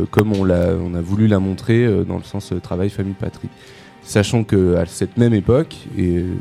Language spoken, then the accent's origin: French; Auvergne-Rhône-Alpes, France; notamment dans le centre France ou d'Auvergne, euh, là d'où on vient